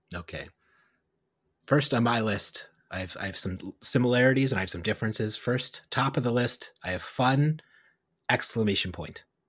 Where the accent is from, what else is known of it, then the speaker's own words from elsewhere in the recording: New York City, New York, United States; accent: Brooklyn; my Brooklyn accent